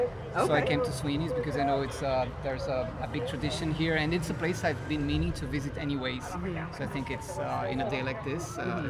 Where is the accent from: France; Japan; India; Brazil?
Brazil; São Paulo; now in Dublin, Ireland; I am from São Paulo, Brazil, but I live in Dublin.